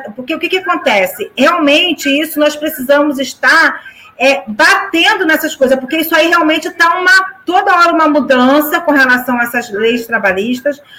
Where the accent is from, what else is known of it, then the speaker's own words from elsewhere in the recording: São Gonçalo, Rio de Janeiro, Brazil; eu sou alcantarense de raiz, nasci na Casa de Saúde Alcântara, trabalho há 28 anos, há 29 anos aqui no centro de Alcântara